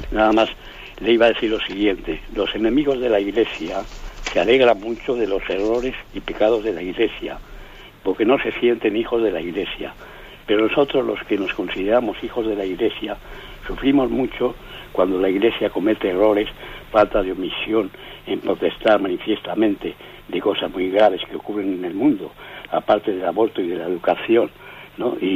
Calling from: Bilbao, Basque Country, Spain; Buenos días … de Bilbao.

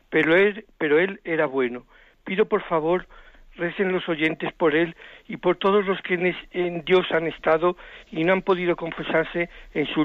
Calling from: Zamora, Castile and León, Spain; de Zamora.

